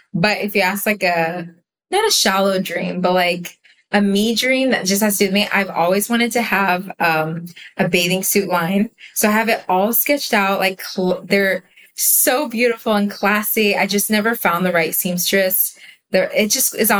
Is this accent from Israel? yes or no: yes; Israel; I was born in Israel, grew up in Israel, but my English is really good because my parents spoke English at home.